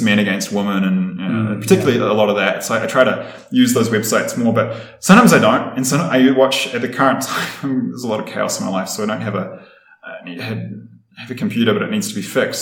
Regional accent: Wellington, New Zealand; moved away as an adult; now in Ecuador; I was born and raised in Wellington, capital city of New Zealand

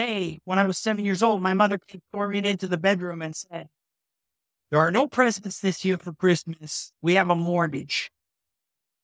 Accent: Toronto, Ontario, Canada; I came from Jane and Finch, which was a social experiment on Canadian multicultural politics

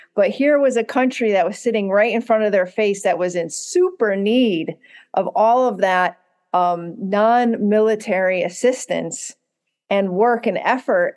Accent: United States; as a, as an American

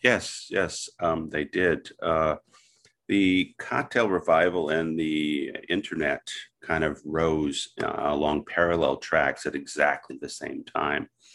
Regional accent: southeastern Wisconsin, United States; also born or lived in Milwaukee, Wisconsin; I was born in Milwaukee and, uh, raised in southeastern Wisconsin.

